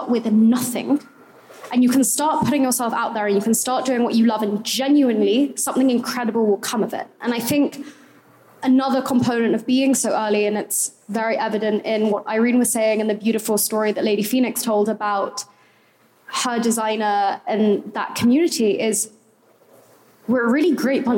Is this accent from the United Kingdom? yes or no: yes; England, United Kingdom; I'm English